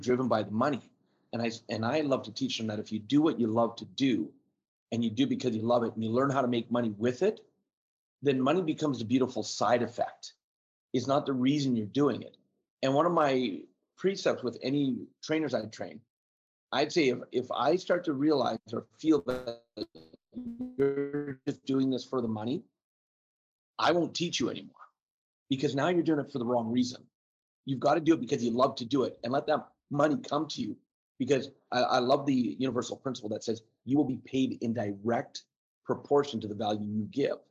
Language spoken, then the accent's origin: English; Canada; being Canadian